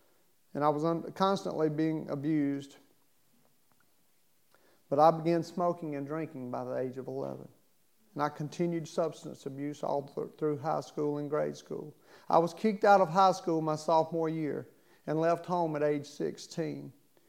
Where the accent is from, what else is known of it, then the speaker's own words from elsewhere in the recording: Baltimore, Maryland, United States; born there; I was born in Baltimore, Maryland. Both of my parents were alcoholics and drug abusers.